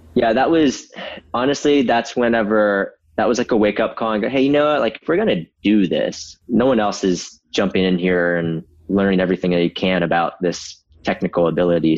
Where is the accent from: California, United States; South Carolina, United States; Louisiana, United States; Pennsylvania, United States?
South Carolina, United States; Myrtle Beach; I grew up in Myrtle Beach, South Carolina